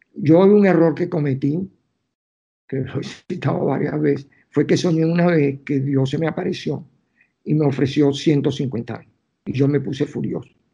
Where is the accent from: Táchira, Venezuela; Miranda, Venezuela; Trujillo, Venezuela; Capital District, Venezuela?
Capital District, Venezuela; Caracas; moved away as an adult; now in New York, United States; yo que soy caraqueño, que no puedo vivir sin, el Ávila